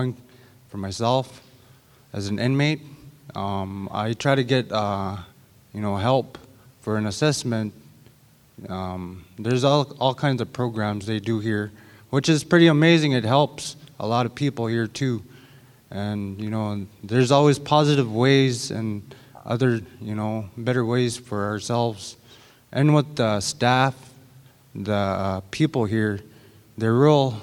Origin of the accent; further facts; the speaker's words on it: St. Lawrence Island, Alaska, United States; moved away as an adult; also born or lived in Shaktoolik, Alaska; I'm originally from St. Lawrence Island, and I moved to Shaktulik like 7 years ago.